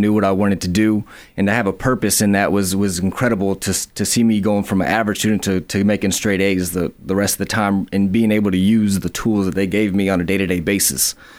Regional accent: Madison, Alabama, United States; I am from Madison, Alabama, in Huntsville, Alabama. I went to school at Bob Jones in Madison. Went to college at UAH here in Huntsville and kind of grew up here.

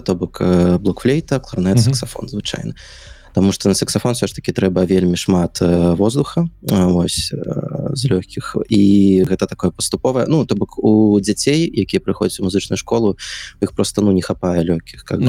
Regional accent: Minsk, Belarus; я нарадзіўся ў Мску ўсё сваё жыццё пражыў Мску

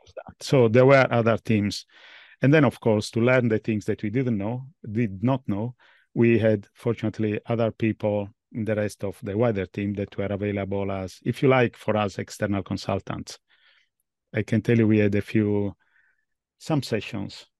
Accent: Italy; moved away as an adult; now in London, United Kingdom; I was born in Italy at least, but I'm based in London

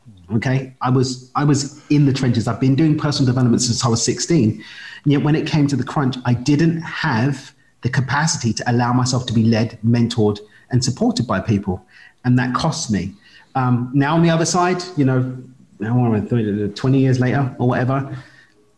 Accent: London, United Kingdom; moved away; I'm from East London in the UK, but I call Carbo home

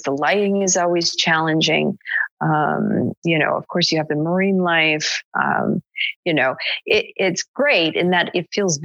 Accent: Canada; I'm from Canada

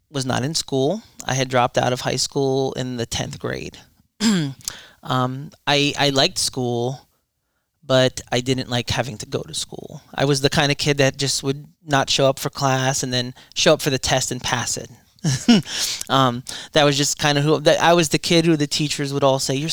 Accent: Irvington, New Jersey, United States; born there; Well, I was born in Irvington, New Jersey, um, to a Roman Catholic family.

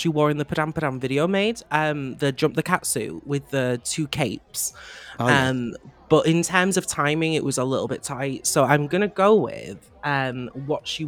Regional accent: Manchester, North West England, United Kingdom; I'm from Manchester

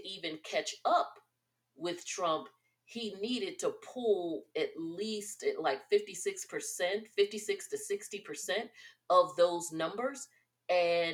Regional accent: New Jersey, United States; my home state.

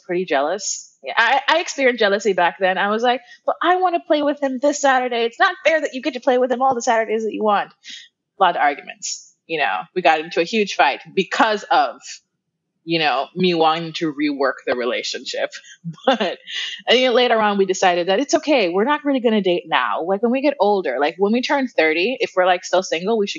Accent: Kingston, Jamaica; moved away as an adult; now in Florida, United States; I am originally from Kingston, Jamaica. That's where I was born and raised. Moved to the U.S. about 10 years ago, and I live in Florida

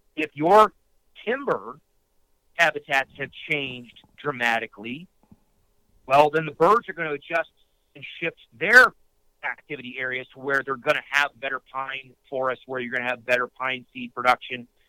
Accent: upstate New York, United States; I grew up in upstate New York

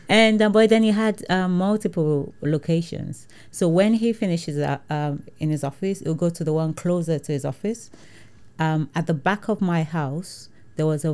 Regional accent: Nigeria; moved away as an adult; now in United Kingdom; growing up in Nigeria was an advantage, because I never felt like I'm black, because everybody is

